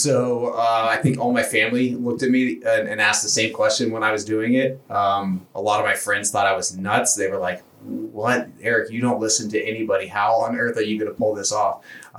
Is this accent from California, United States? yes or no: no; Space Coast, Florida, United States; moved away as an adult; Yeah, so I grew up in Florida, land of the Sunshine State.